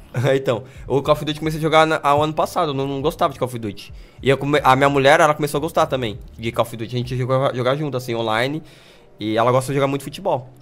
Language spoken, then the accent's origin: Portuguese; Brazil; eu sou brasileiro